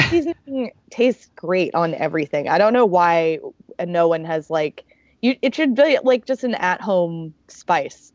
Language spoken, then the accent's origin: English; Alabama, United States; moved away as an adult; now in New York, United States; growing up um, in Alabama